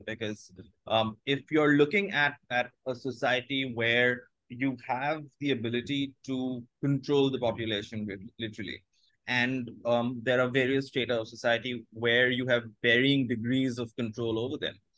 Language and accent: English; India; first language Bengali; English is a second language; growing up in Bengali